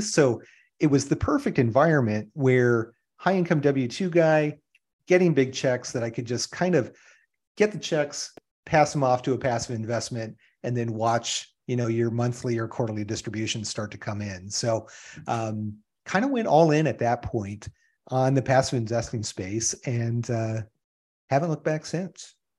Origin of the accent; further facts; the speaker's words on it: Iron River, Michigan, United States; moved away as an adult; also born or lived in Southern California; now in Phoenix, United States; I grew up in small town U S A, small little city in northern Michigan in what is called the U P, in the Upper Peninsula of Michigan, um, Iron River